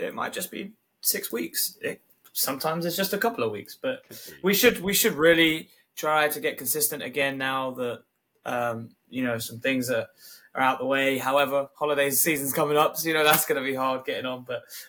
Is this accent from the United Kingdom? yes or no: yes; United Kingdom; I'm a Brit